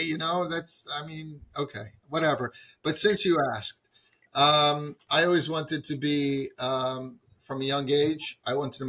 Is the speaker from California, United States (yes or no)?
no; Atlantic City, New Jersey, United States; I grew up here in Atlantic City. The children of Shluchim have very interesting lives. It's not easy to grow up in a community with absolutely almost no frum people.